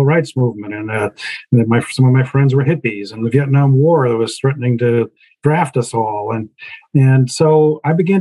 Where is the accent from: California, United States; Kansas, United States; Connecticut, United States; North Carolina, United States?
Kansas, United States; moved away as an adult; also born or lived in New York; I was a Kansas kid. You know, I was born and raised in the Midwest.